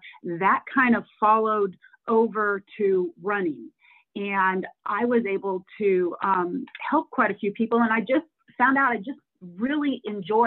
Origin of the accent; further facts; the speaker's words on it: Oregon and Washington, Pacific Northwest, United States; moved away as an adult; now in Splendora, United States; I grew up in Oregon and Washington, so Pacific Northwest.